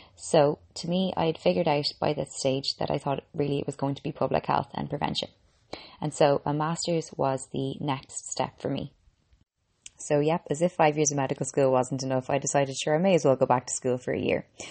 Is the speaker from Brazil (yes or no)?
no; Ireland; I'm an Irish girl